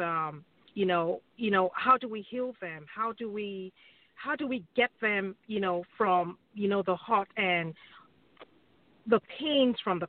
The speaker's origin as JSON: {"language": "English", "country": "Nigeria", "moved": "yes", "lives_now": "Wichita, United States", "said": "I am from Nigeria, from the Yoruba tribe."}